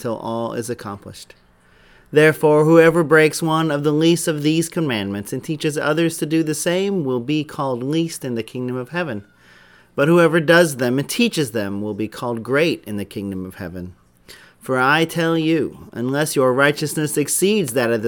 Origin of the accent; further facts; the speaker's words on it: Indianapolis, Indiana, United States; moved away; I grew up in Indianapolis